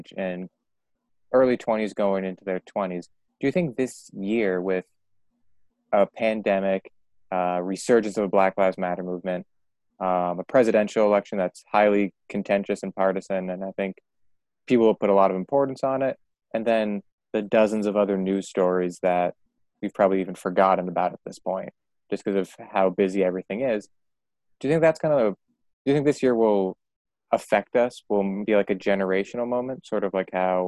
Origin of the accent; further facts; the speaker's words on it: Malden, Massachusetts, United States; I'm from Malden, Massachusetts, so it's like right north